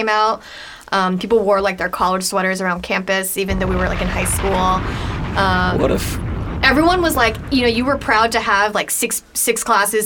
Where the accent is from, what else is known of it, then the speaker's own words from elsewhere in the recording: Diamond Bar, California, United States; I'm from Diamond Bar